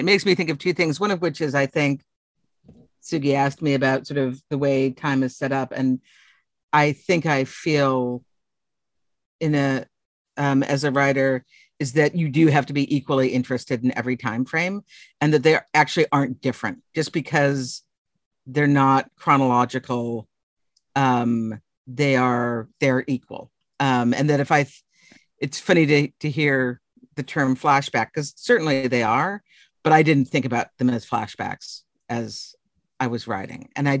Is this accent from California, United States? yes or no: no; Boston, Massachusetts, United States; moved away as an adult; now in Texas, United States; I'm from Boston.